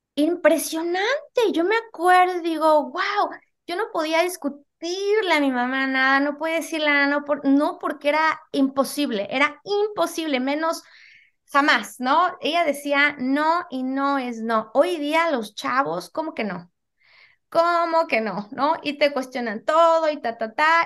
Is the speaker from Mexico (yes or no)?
yes; Mexico City, Mexico; moved away as an adult; now in United States; yo soy originaria de la Ciudad de México